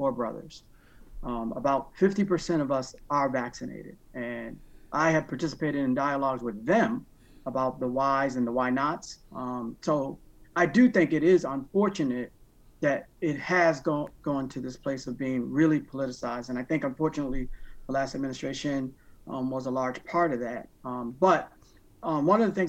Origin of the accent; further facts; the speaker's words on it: Waterbury, Connecticut, United States; I grew up in Waterbury, Connecticut. I was born and raised in Waterbury, Connecticut